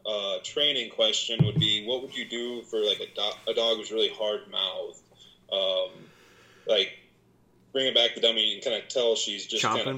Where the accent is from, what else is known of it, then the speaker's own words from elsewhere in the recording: Webster City, Iowa, United States; I moved here like 2 years ago. I'm originally from Webster City, Iowa, kind of north central part of the state.